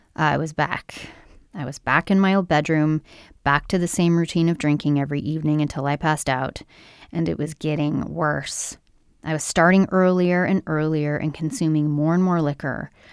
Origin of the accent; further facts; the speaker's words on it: Brampton, Ontario, Canada; where I'm from, which is Brampton, Ontario, Canada, just outside of Toronto, Ontario, Canada